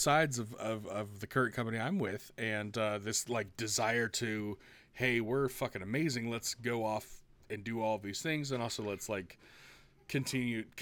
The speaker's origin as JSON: {"language": "English", "region": "Midwest", "country": "United States", "said": "as a Midwesterner"}